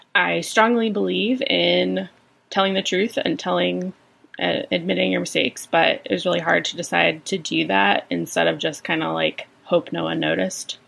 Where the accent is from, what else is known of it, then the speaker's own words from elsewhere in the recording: Virginia, United States; I'm from Virginia.